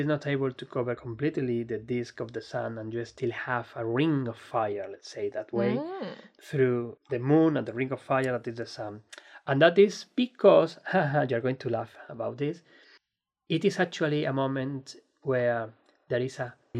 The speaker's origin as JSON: {"language": "English", "country": "Spain", "second_language": "English", "said": "particularly when I'm from Spain."}